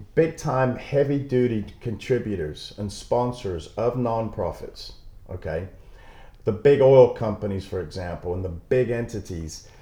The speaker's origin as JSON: {"language": "English", "town": "Panama City", "region": "Florida", "country": "United States", "tie": "born or raised there", "also_born_or_lived": "South Texas", "moved": "yes", "said": "I was born in Panama City, so I'm proud Floridian."}